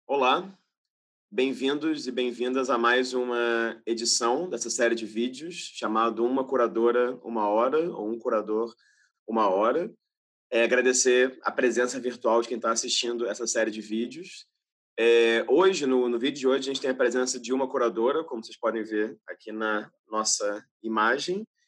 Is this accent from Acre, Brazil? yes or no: no; Rio de Janeiro, Brazil; sou do Rio, mas sou do subúrbio do Rio, né?